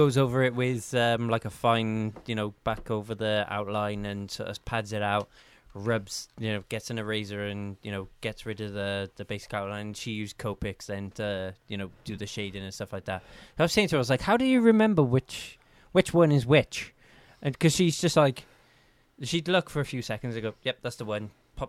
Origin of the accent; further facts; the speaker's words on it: Wales, United Kingdom; as a Welshman